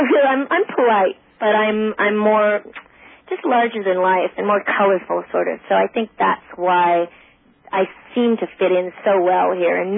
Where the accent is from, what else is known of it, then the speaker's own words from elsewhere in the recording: Australia; I, I think partly because I am Australian, I seem American because we're like kind of like cowboys too in Australia.